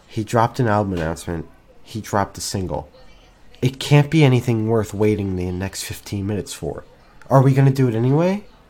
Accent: New Jersey, United States; I'm from New Jersey

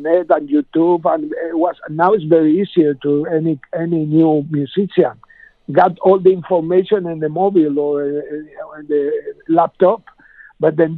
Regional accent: Argentina; now in Spain; I was learned to play the blues when I was a kid in Argentina, because I was born in Spain, but my parents moved to Latin America when I was 9 years

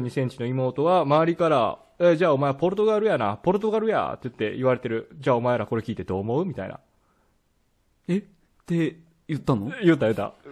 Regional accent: Hokkaido, Japan; now in Mie, Japan; 自分も北海道出身なんで、まあ、こここ三重県にいると、うん、この冬もう夏も半袖できないんでしょって言われた時は

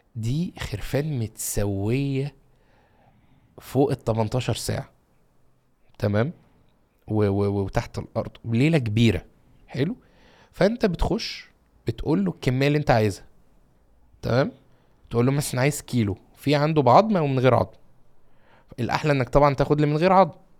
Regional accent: Egypt; عندنا في مصر

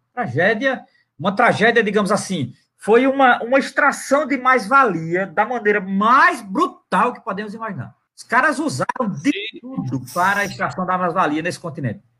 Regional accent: Brazil; nós brasileiros

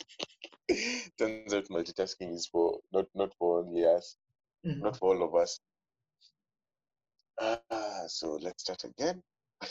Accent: Nairobi, Kenya; I grew up in Nairobi, man. Fully Nairobi.

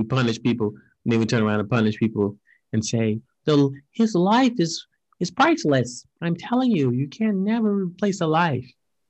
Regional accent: Alabama, United States; now in Japan; I am from America, but I'm from a state called Alabama.

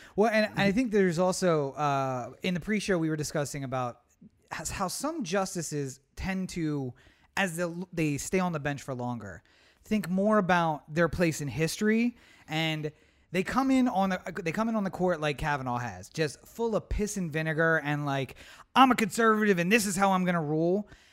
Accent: East Coast, United States; moved away; we're from the East Coast

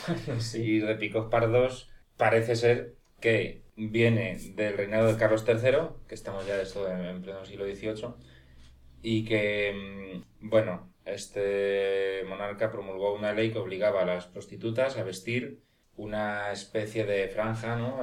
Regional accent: Cuenca, Castilla-La Mancha, Spain; Yo nací en Cuenca

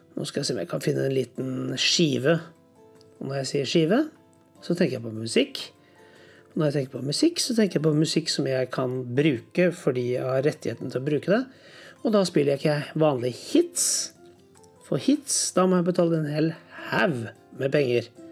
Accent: Norway; Hjemme i Norge

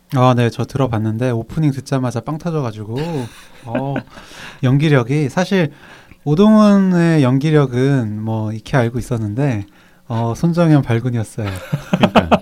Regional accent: Cheongju, North Chungcheong, South Korea; 제 고향이라서.

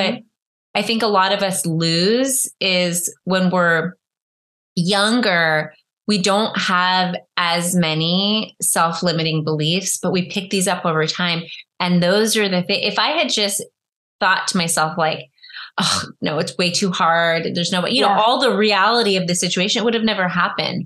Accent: Northern California, United States; I'm from Northern California

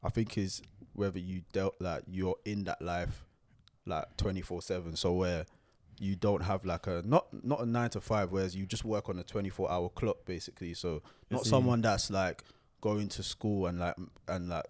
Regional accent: London, United Kingdom; I grew up in Hackney, Shoreditch

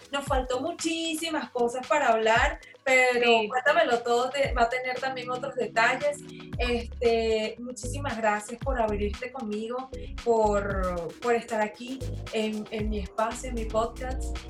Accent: Maracay, Aragua, Venezuela; somos de Maracay

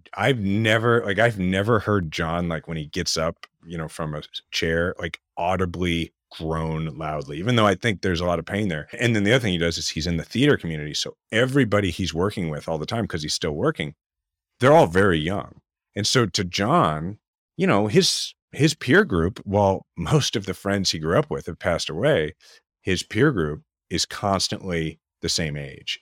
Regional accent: Kansas City, Missouri, United States; we're from Kansas City, in the 80s and early 90s and watching George Brett

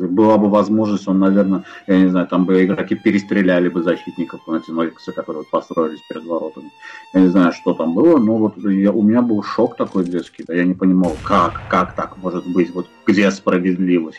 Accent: Baku, Azerbaijan; я из Баку

